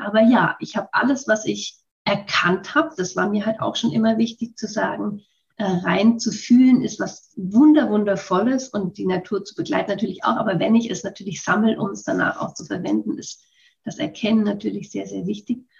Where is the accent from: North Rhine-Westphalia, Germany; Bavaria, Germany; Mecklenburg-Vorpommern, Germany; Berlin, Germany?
Bavaria, Germany; Würzburg; ich bin schon mal in Würzburg geboren